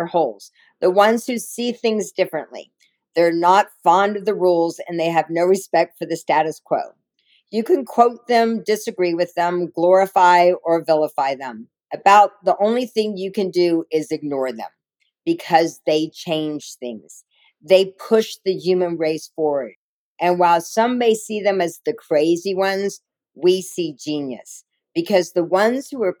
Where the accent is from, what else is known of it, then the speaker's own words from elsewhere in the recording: the South, United States; I'm a little Jewish girl from the South.